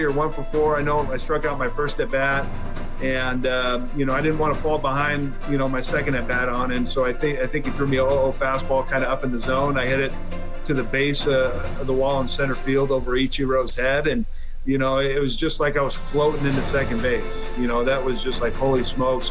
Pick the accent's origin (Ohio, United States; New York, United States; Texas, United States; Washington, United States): Washington, United States; Seattle at Safeco, obviously my home state